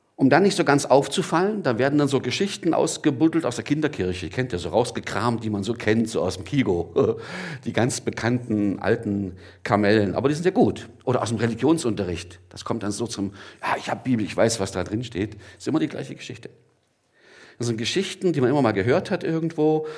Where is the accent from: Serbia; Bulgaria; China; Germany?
Germany; Gottmadingen, Baden-Württemberg; now in Gelnhausen, Germany; ich komme aus Gottmardingen, bin jetzt in Gernhausen